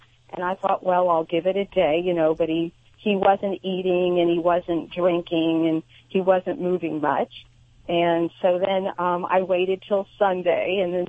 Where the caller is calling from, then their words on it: Central Coast, California, United States; I'm calling from the Central Coast in California.